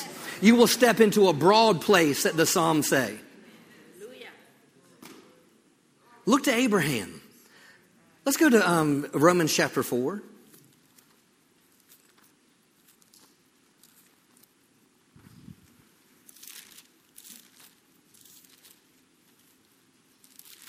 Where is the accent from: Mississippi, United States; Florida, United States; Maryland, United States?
Maryland, United States; moved away; I grew up in Maryland